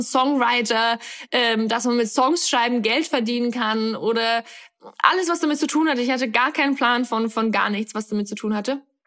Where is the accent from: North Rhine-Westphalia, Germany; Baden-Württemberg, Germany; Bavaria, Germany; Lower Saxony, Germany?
Bavaria, Germany; Upper Palatinate; also born or lived in Australia; now in Berlin, Germany; bin eigentlich geboren und aufgewachsen in der Oberpfalz, in einem ganz kleinen Dorf in, in äh, Karm heißt es